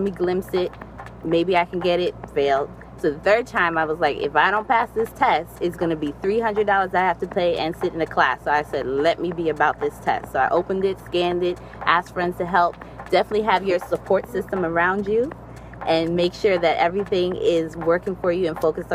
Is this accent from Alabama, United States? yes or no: no; New York City, New York, United States; moved away as an adult; now in Hampton, United States; As a New Yorker, I was all about the trains and the subways